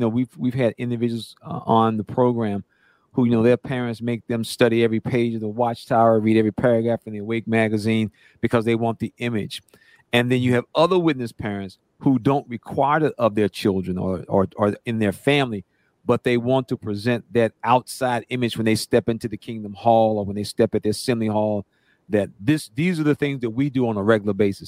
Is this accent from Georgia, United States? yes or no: no; North Carolina, United States; I'm from North Carolina